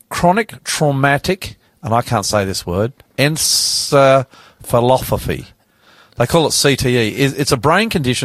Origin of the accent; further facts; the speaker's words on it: Brisbane, Queensland, Australia; now in Sydney, Australia; I'm from Brisbane